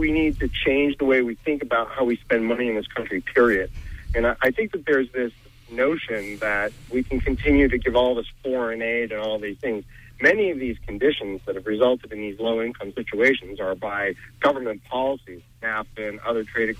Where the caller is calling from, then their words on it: Bangor, Maine, United States; I'm from Bangor.